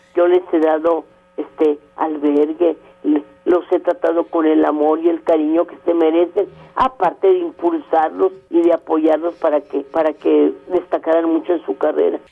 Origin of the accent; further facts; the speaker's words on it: Torreón, Coahuila, Mexico; moved away; also born or lived in Monterrey; en mi tierra, en Torreón